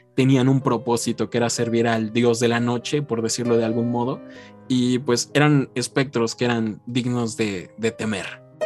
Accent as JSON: {"language": "Spanish", "country": "Mexico", "said": "nosotros como mexicanos"}